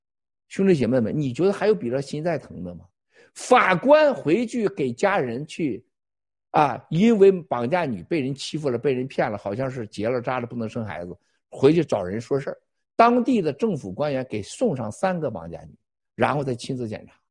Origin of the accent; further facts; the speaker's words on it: Shandong, China; 他是这个山东老老我老乡，和咱山东老家